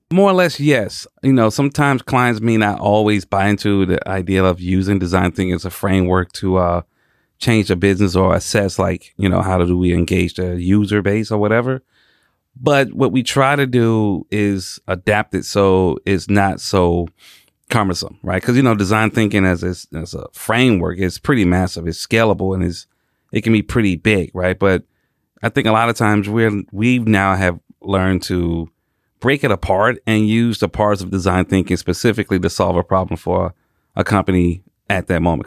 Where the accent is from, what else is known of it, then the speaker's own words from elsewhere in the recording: Atlanta, Georgia, United States; born and raised in Atlanta, Georgia.